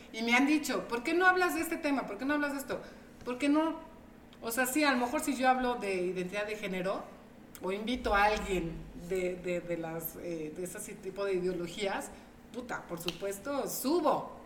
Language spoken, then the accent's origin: Spanish; Veracruz, Mexico; now in Tehuacán, Mexico; yo soy de Veracruz